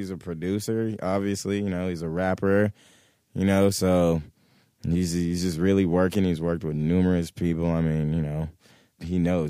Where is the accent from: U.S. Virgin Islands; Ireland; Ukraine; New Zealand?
U.S. Virgin Islands; St. Croix; I'm from the Virgin Islands, actually, St. Croix.